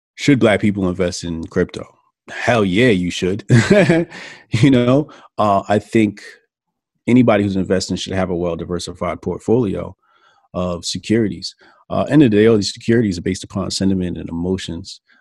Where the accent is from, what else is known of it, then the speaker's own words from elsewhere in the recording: Newark, New Jersey, United States; also born or lived in Irvington, New Jersey / East Orange, New Jersey / Elizabeth, New Jersey / Hillside, New Jersey; Newark, Newark, New Jersey. Okay. North, New Jersey. Then, um, you know, I moved to the burbs, graduated high school. But I'm a Jersey guy, man. I'm Jersey born and raised